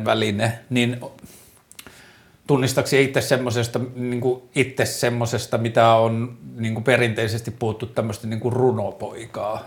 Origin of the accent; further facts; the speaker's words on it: Torne River valley, Lapland, Finland; tässä oltiin ensinnäkin siellä, missä mä oon syntynyt, että tässä oltiin niin kuin, tai no siitä tietenkin vähän ylöspäin, mutta kuitenkin Torniojoen varressa